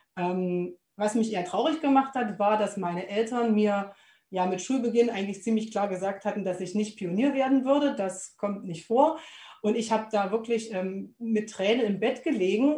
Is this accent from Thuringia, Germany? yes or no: yes; Weißenborn-Lüderode, Thuringia, Germany; ich komme aus Weißenborn-Büderode, das ist ein Dorf, was direkt am Sperrgebiet lag